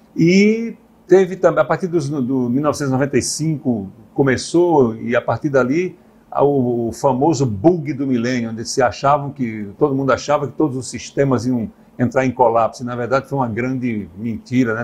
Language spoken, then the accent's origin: Portuguese; Northeast Region, Brazil; nós somos nordestinos aqui do interior